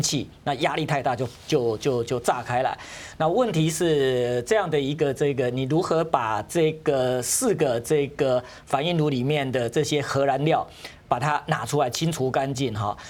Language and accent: Chinese; Taiwan; 我们台湾人怕